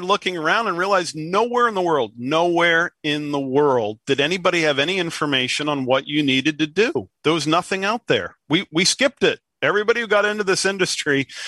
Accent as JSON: {"language": "English", "region": "New England", "country": "United States", "said": "I'm from New England."}